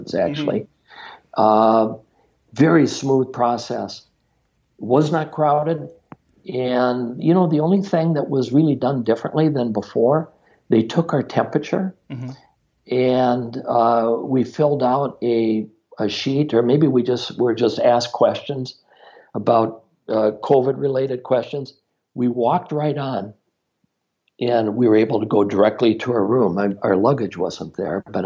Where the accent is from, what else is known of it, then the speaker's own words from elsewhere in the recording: Minnesota, United States; I'm from Minnesota